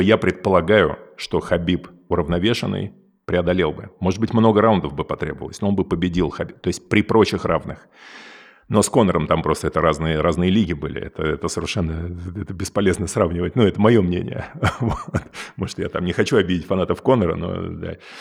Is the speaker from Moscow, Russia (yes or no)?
yes; Moscow, Russia; moved away as an adult; also born or lived in California; я вырос в Москве